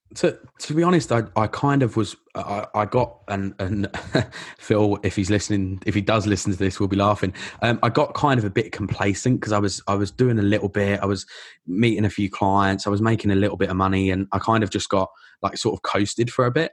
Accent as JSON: {"language": "English", "area": "Essex", "region": "East of England", "country": "United Kingdom", "tie": "born or raised there", "also_born_or_lived": "London", "moved": "as an adult", "lives_now": "Melbourne, Australia", "said": "I grew up in England, but no, I, I live here now. This is, this is home."}